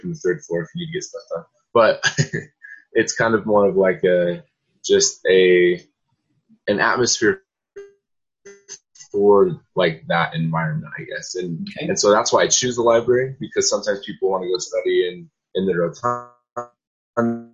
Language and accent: English; Salt Lake City, Utah, United States; now in Cedar City, United States; I'm from Salt Lake area, so I came down to Cedar City about 4 hours away